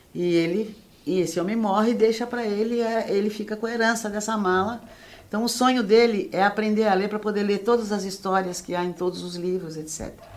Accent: Santos, São Paulo, Brazil; now in Paraíba, Brazil; Eu nasci em Santos

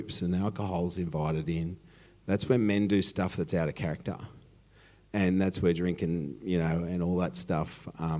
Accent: Cronulla, New South Wales, Australia; I'm from Cronulla

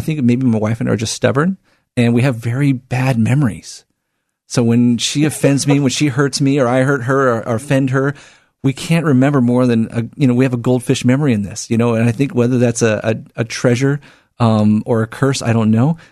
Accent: Portland, Oregon, United States; born and raised here in the Northwest in Portland

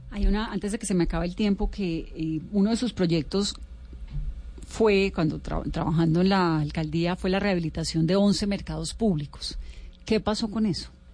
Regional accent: Cali, Valle del Cauca, Colombia; yo soy caleña

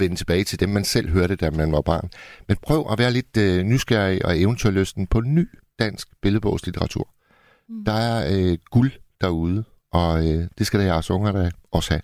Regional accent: Hirtshals, North Denmark Region, Denmark; min hjemby, Hirtshals

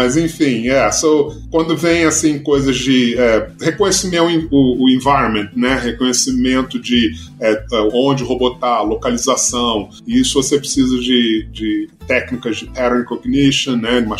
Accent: Rio de Janeiro, Brazil; É, tá certo nasci no Rio, tá. não vou dizer quando, mas já tem bastante tempo.

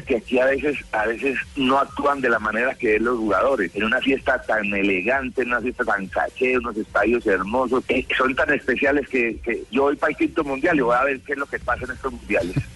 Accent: Colombia; soy colombiano

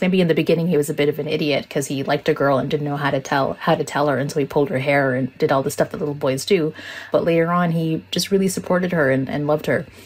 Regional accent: Toronto, Ontario, Canada; a Muslim woman who's growing up in Toronto in the 90s

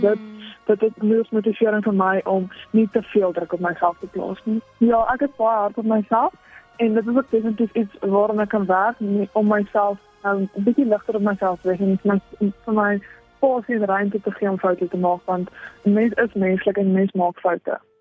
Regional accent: Johannesburg, Gauteng, South Africa; now in Bethlehem, South Africa; ek kom oorspronklik van Johannesburg af

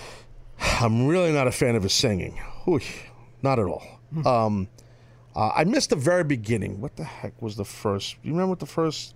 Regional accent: New York, United States; I was from New York

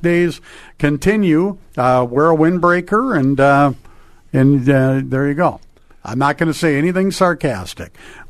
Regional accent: Crookston, Minnesota, United States; moved away; Crookston, my hometown.

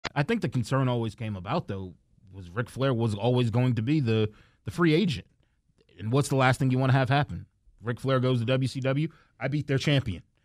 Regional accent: New York, United States; as a guy from New York, and I remember watching W C W with my brother and growing up in New York

